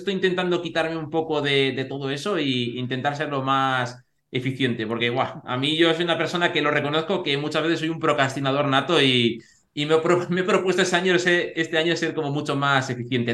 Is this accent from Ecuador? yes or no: no; Segovia, Castile and León, Spain; yo en ese sentido soy de Segovia